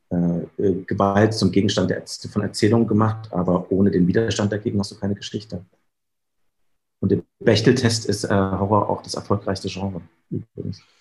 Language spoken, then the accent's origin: German; Germany; ich hatte noch Heimatkunde als, als Kind in der DDR